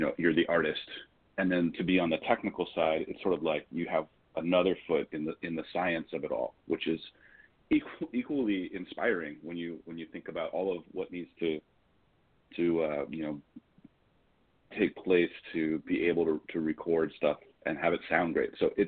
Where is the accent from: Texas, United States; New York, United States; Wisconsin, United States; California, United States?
California, United States; Los Angeles; born and raised here in Los Angeles